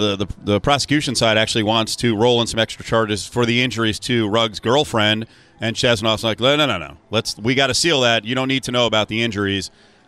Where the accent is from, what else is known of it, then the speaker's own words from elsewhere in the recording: East Coast, United States; accent: East Coast; there's something with my garbled language and my East Coast accent that comes out